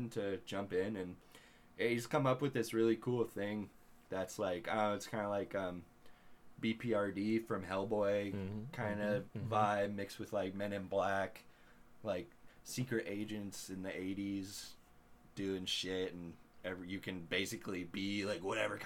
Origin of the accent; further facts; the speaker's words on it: Spokane, Washington, United States; we're from Spokane. It's a hellhole. We live in hell